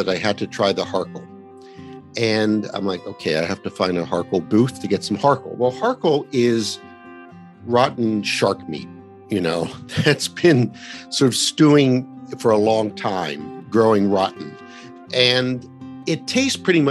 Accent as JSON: {"language": "English", "country": "United States", "tie": "born or raised there", "said": "I'm an American. I was born in America"}